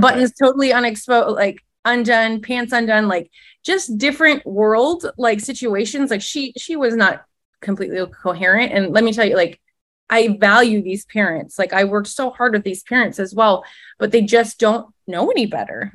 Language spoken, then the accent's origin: English; Midwest, United States; moved away as an adult; also born or lived in Minnesota; now in Tallahassee, United States; as a Midwesterner.